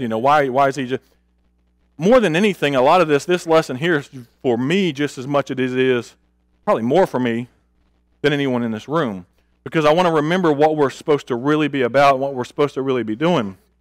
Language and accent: English; Augusta, Georgia, United States; also born or lived in Tulsa, Oklahoma; I was born in Tulsa, Oklahoma. When we were two, we moved to Augusta, Georgia.